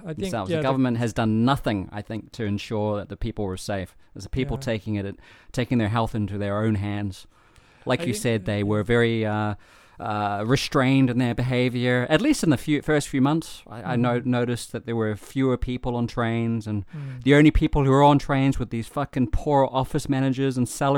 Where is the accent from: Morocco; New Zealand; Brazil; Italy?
New Zealand; now in Japan; I'm a New Zealander.